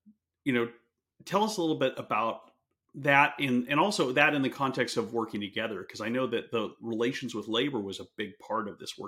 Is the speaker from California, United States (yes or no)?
yes; California, United States; moved away; I grew up in California, didn't know how things worked in the industrial parts of the country.